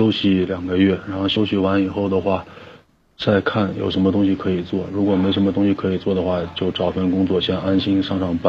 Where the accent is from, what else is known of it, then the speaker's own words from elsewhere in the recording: Wenzhou, Zhejiang, China; 温州的，